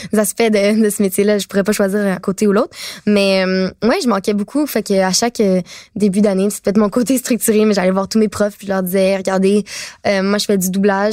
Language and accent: French; Laval, Quebec, Canada; also born or lived in Montreal; j'ai, euh, déménagé, euh, mettons, de mes cinq à douze ans à Laval.